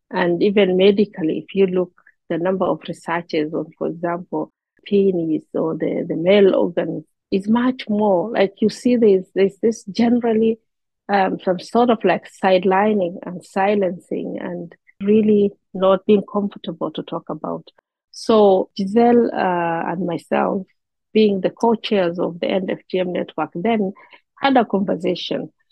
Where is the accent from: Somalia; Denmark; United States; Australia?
Somalia; English is a second language; you even go down to a community like I come from the Somali and we call it the kintir.